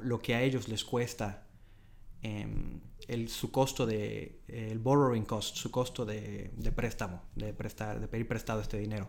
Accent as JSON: {"language": "Spanish", "town": "Mérida", "region": "Yucatán", "country": "Mexico", "moved": "as an adult", "lives_now": "Dublin, Ireland", "said": "Yo soy este, de Mérida, de Yucatán, en México. Y bueno, aquí vine a Dublín hace ya que son año y medio casi"}